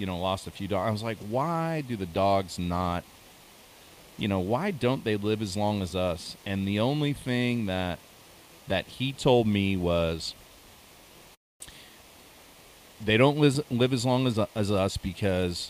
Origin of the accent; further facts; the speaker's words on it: Pennsylvania, United States; we grew up in Pennsylvania